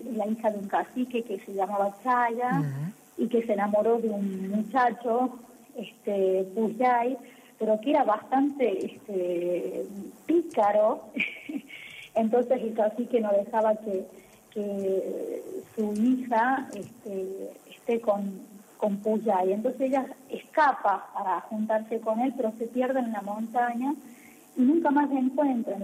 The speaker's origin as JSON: {"language": "Spanish", "region": "La Rioja", "country": "Argentina", "said": "la música folclórica nuestra, la música riojana. Entonces, eso, digamos, no es, me empezó a atrapar el, el, ritmo propio de nuestra, de mi provincia, de, de mi tierra"}